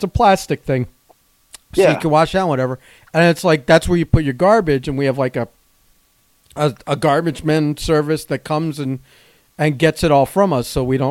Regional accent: Plantation, Florida, United States; I grew up in Plantation

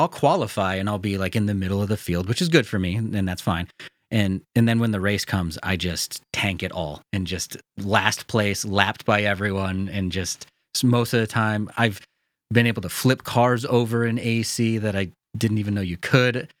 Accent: United States; accent: very American; me as an American

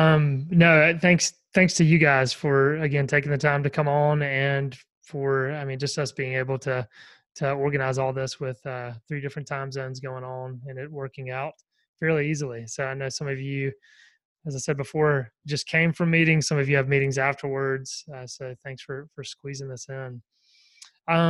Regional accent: the Bible Belt, the South, United States; I'm from the Bible Belt and everyone goes to church down here

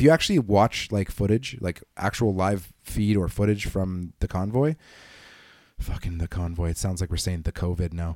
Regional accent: Canada; being a Canadian

